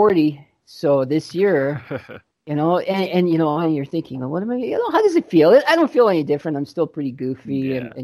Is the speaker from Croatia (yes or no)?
yes; Croatia; now in London, Canada; I was born in Croatia, and just before the Civil War, we moved to Canada in 89